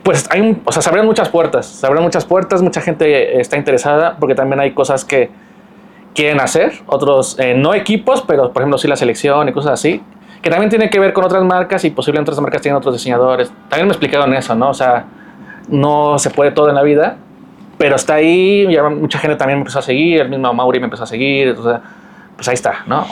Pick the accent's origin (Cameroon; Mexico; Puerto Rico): Mexico; yo soy mexicano